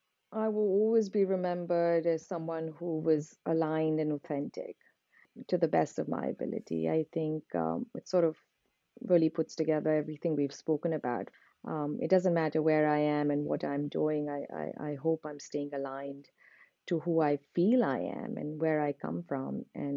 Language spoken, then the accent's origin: English; Udaipur, Rajasthan, India; because I've also been born and brought up in Udaipur.